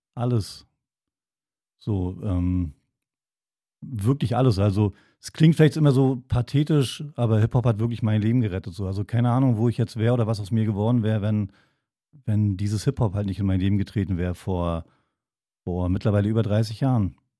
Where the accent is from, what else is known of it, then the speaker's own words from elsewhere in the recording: Wolgast, Mecklenburg-Vorpommern, Germany; also born or lived in Potsdam; now in Berlin, Germany; eigentlich komme ich äh, aus Wolgast, einer kleinen Stadt oben an der Ostsee